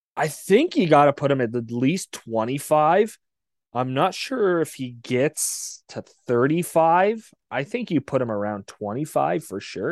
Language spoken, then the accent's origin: English; Windsor, Ontario, Canada; I grew up in Windsor